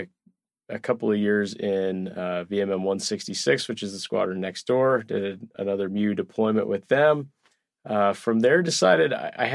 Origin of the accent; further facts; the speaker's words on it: Salt Lake City, Utah, United States; grew up in Salt Lake City, Utah, went to the University of Utah